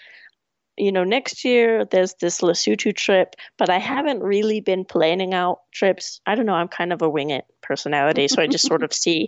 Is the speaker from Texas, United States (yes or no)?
no; California, United States; also born or lived in England; now in Ireland; I'm from California